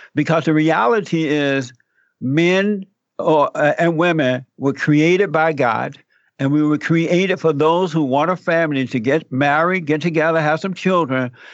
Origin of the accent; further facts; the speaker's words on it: Alabama, United States; moved away; I grew up in Alabama on a plantation under the Jim Crow laws